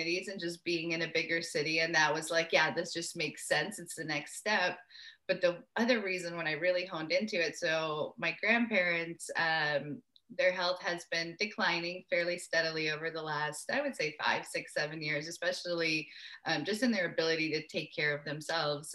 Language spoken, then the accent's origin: English; Atlanta, Georgia, United States; moved away; also born or lived in Uzbekistan / Jerusalem / Brooklyn / Maui, Hawaii; I was born in Uzbekistan and my family moved to Atlanta, Georgia in 1994 when I was 7 years old